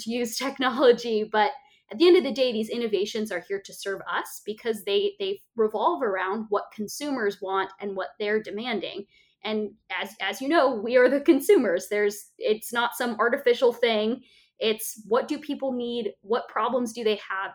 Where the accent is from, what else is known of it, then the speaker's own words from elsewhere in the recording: Bend, Oregon, United States; moved away; which is in my my home state, not my home state anymore, but where I'm from in Bend, Oregon